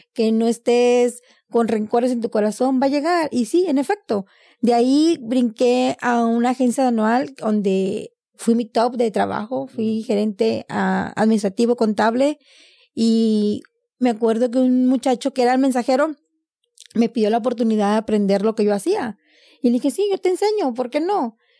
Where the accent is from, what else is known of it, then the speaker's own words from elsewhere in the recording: Reynosa, Tamaulipas, Mexico; now in United States; nací en Reynosa, Tamaulipas